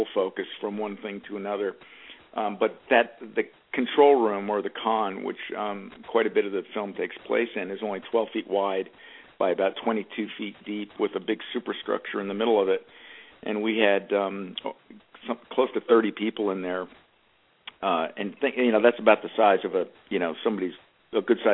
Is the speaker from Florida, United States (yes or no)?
no; Media, Pennsylvania, United States; moved away; also born or lived in New York; I'm from a town called Media, Pennsylvania